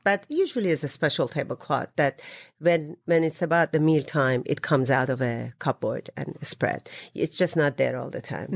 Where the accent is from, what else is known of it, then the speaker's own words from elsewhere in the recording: Isfahan, Iran; moved away; I'm from Isfahan